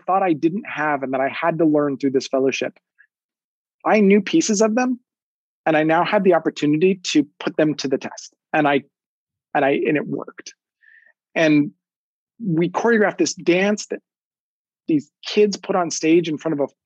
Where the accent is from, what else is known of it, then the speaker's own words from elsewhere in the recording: New Mexico, United States; moved away; go back to New Mexico and share our work with my hometown and my dance community back home